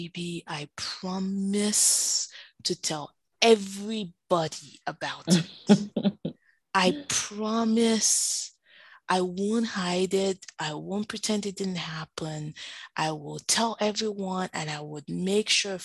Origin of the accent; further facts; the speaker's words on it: Nigeria; now in United States; as a Nigerian